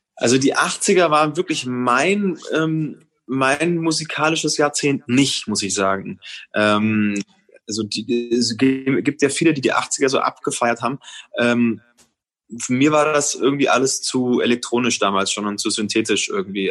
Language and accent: German; Franconia, Bavaria, Germany; für mich als Franke